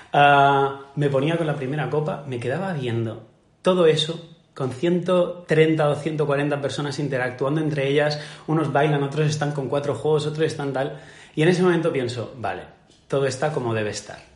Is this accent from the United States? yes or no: no; Majorca, Balearic Islands, Spain; como buen mallorquín